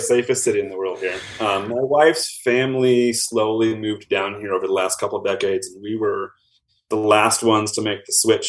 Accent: Minneapolis, Minnesota, United States; now in Albuquerque, United States; So as I mentioned, I'm from Minneapolis area originally. Since moving to Albuquerque, my wife and I have had our three kids

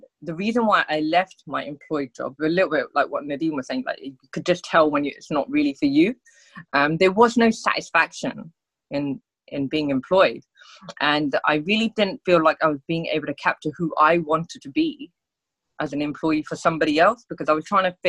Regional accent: United Kingdom; We're Indian. We don't climb mountains. Like, we're from the UK

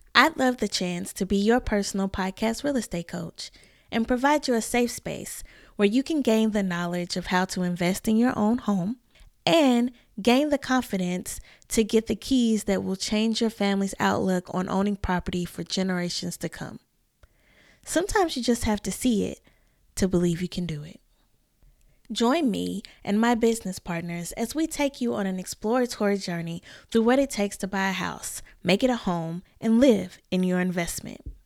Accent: the South, United States; I'm a Southern girl living in my hometown, and the new locals here call me a unicorn.

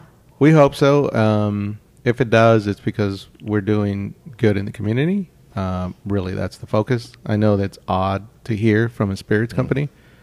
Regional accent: Houston, Texas, United States; born or raised there

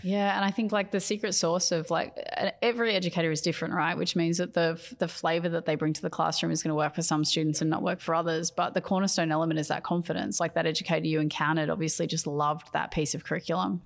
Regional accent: Australia; being an Australian educator

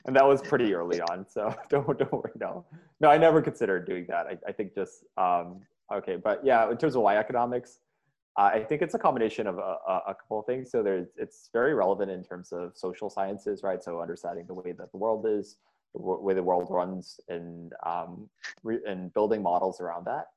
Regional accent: Jakarta, Indonesia; also born or lived in India / Montana, United States; I was born in Jakarta, and uh, moved to the states for two years. My, my dad was getting his master's to Montana, where my um, mom's side of the family's from. Then moved back

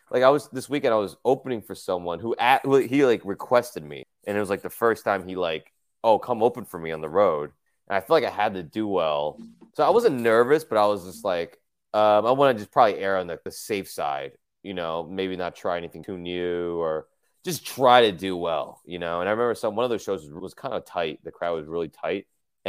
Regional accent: New Jersey, United States; moved away as an adult; now in New York, United States; I grew up in New Jersey.

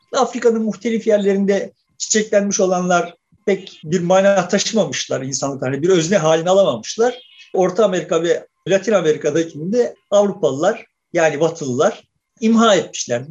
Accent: Turkey; biz de kendimizi o yüzden Türk diyoruz

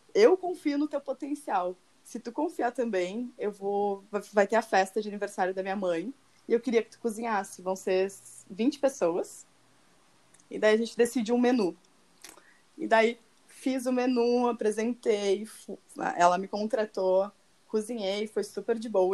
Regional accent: Porto Alegre, Rio Grande do Sul, Brazil; moved away as an adult; now in Tuscany, Italy; eu sou uma gaúcha de Porto Alegre, que tem 29 anos

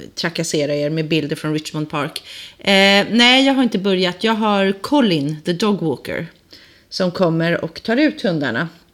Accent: Sweden; moved away as an adult; also born or lived in England; now in London, United Kingdom; Jag är ju svensk

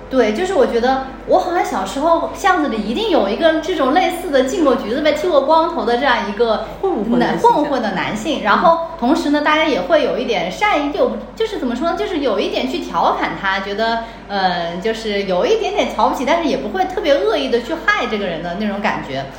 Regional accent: Wuhan, Hubei, China; moved away; 我丁子都作为武汉人

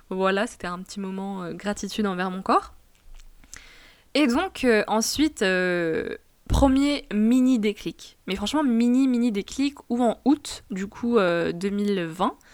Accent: Tunisia; Il faut savoir que je suis franco-tunisienne et que j'ai grandi en Tunisie.

